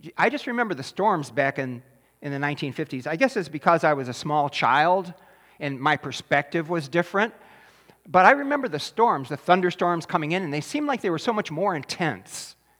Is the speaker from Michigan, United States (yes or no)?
yes; Taylor, Michigan, United States; I grew up in Taylor, Michigan